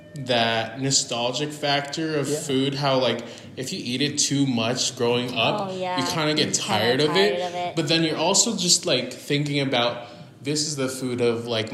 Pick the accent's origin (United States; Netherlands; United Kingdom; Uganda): United States; adding my influence of being an American as well